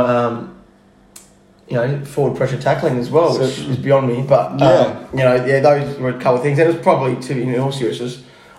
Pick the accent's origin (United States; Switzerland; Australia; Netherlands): Australia; Fremantle, Western Australia; had my father, and then he had me, and grew up in Fremantle, or around Fremantle